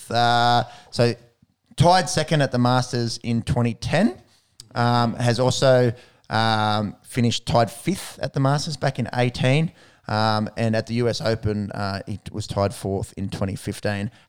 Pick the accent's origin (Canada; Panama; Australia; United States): Australia; Obviously, a big favourite mm. of ours as an Aussie